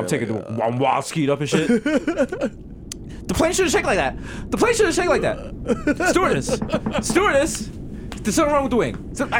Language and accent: English; New York City, New York, United States; I'm from the Bronx.